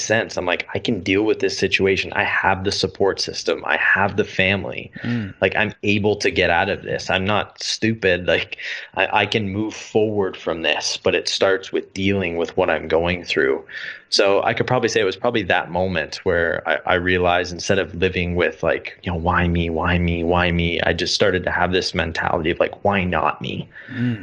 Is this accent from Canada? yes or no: yes; Canada; moved away as an adult; growing up in Canada